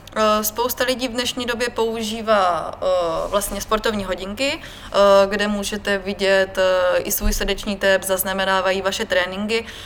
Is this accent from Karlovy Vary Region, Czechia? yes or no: no; Brno, South Moravian Region, Czechia; Narodila jsem se v Brně